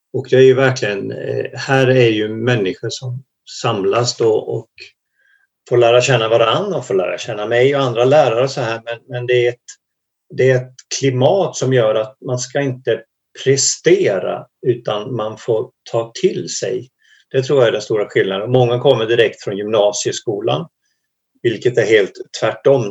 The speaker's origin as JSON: {"language": "Swedish", "region": "Småland", "country": "Sweden", "moved": "as an adult", "lives_now": "Hemavan, Sweden", "said": "jag är egentligen från början en gammal smålänning. Men har bott i Norrland i över tjugofem år"}